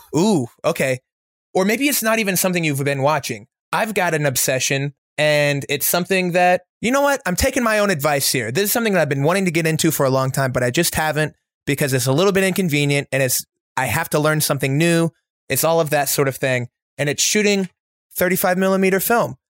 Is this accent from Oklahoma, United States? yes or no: yes; Oklahoma, United States; moved away; I'm from Oklahoma, so we share a border, and so our youth was very similar